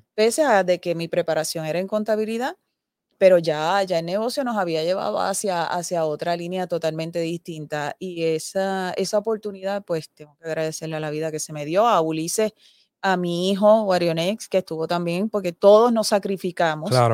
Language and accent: Spanish; Aibonito, Puerto Rico; nosotros, nosotros nacimos, eh, nos criamos aquí en Aybonito y continuamos aquí